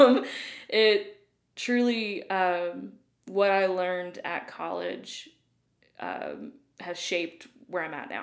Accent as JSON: {"language": "English", "town": "Loudon", "region": "Tennessee", "country": "United States", "tie": "born or raised there", "also_born_or_lived": "Illinois / Dayton, Tennessee / Atlanta", "moved": "as an adult", "lives_now": "Brentwood, United States", "said": "Loudoun, Tennessee is where I grew up"}